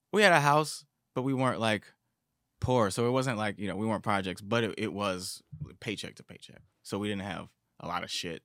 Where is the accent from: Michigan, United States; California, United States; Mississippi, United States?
Michigan, United States; Detroit; growing up in Detroit